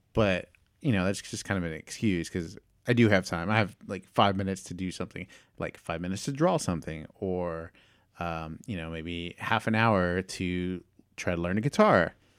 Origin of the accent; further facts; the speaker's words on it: Houston, Texas, United States; my hometown park